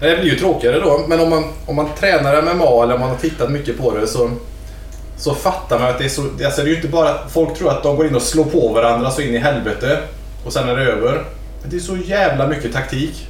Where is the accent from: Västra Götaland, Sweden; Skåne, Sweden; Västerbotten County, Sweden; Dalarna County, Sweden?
Västra Götaland, Sweden; near Lilla Edet, outside Gothenburg; jag är uppvuxen lite utanför Lilla Edet. Utanför Göteborg.